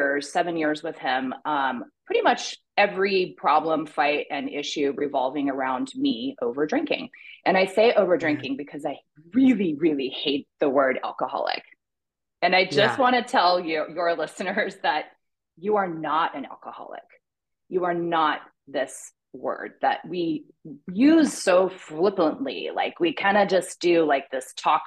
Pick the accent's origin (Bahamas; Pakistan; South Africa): Pakistan; also born or lived in Toronto, Canada / Afghanistan; So I was born in Toronto. My parents are Christian missionaries, and I grew up in Pakistan and Afghanistan, dry countries, no alcohol.